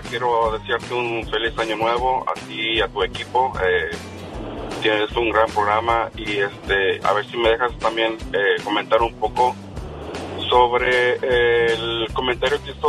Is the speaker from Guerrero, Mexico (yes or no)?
yes; Acapulco, Guerrero, Mexico; now in Tijuana, Mexico; Yo estoy en, Tijuana, soy de Acapulco Guerrero.